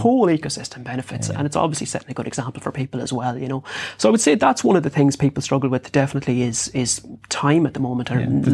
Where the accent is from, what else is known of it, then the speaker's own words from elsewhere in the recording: Bunninadden, Connacht, Ireland; I grew up in Bunnaden, which is in South Sligo